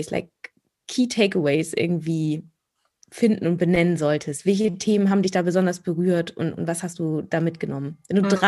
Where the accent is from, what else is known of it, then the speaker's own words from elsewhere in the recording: Germany; Und ich so, ja, ich bin aus Deutschland.